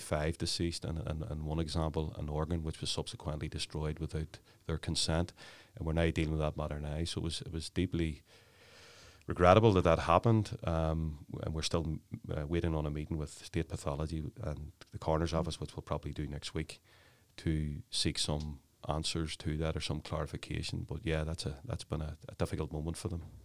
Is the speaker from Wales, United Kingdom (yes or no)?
no; Belfast, Northern Ireland, United Kingdom; I grew up in the Clonard area, West Belfast